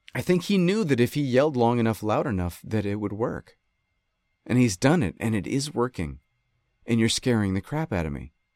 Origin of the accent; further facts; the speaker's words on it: Rochester, New York, United States; moved away; I grew up in Rochester